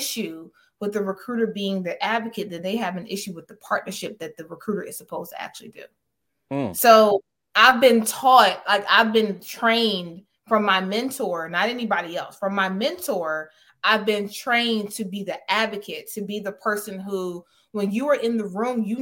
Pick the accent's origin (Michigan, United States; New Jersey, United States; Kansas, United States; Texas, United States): New Jersey, United States; moved away as an adult; now in North Carolina, United States; I loved growing up in Jersey